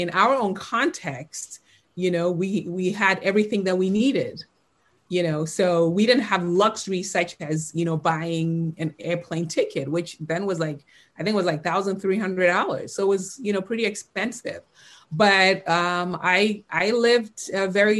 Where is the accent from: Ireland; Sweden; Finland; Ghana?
Ghana; now in United States; growing up in Ghana